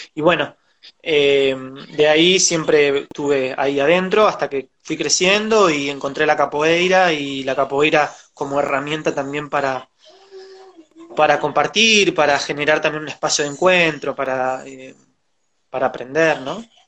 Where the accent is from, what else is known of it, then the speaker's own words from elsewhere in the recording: José C. Paz, Buenos Aires Province, Argentina; nací, me crié en Soliverde, en José Cepaz, con urbano bonaerense